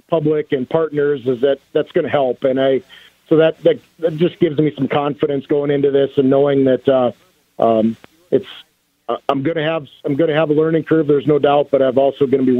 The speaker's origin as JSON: {"language": "English", "town": "Beach", "region": "North Dakota", "country": "United States", "tie": "born or raised there", "said": "born and raised in Beach, North Dakota"}